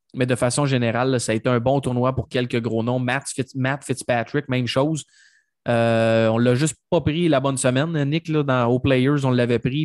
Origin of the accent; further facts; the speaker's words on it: Mauricie, Quebec, Canada; ma région natale de la Mauricie